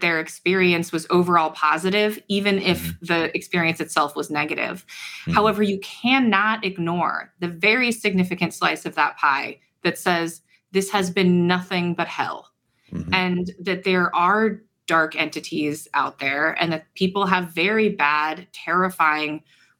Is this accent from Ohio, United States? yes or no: yes; Ohio, United States; I'm from Ohio.